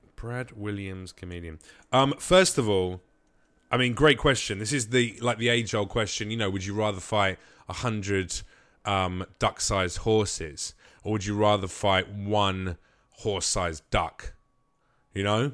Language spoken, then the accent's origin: English; United Kingdom; now in United States; as a Brit